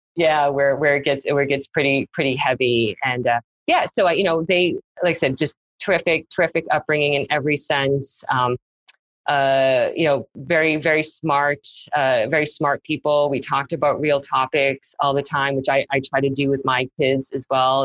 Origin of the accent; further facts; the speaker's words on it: Massachusetts, United States; also born or lived in South Korea / Nashua, New Hampshire; I grew up in Massachusetts